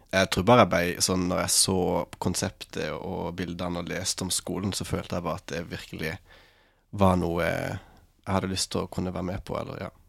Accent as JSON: {"language": "Norwegian", "town": "Farsund", "region": "Agder", "country": "Norway", "moved": "as an adult", "lives_now": "Lofoten, Norway", "said": "jeg kommer fra Farsund på Sørlandet"}